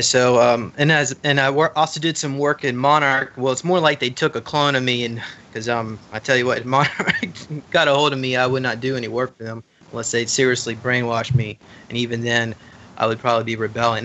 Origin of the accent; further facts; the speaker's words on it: Charlotte, North Carolina, United States; I grew up in Charlotte, North Carolina